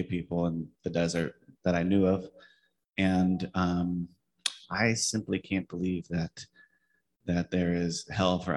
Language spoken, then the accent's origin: English; high desert of Southern California, United States; also born or lived in San Pedro; I grew up in the high desert of Southern California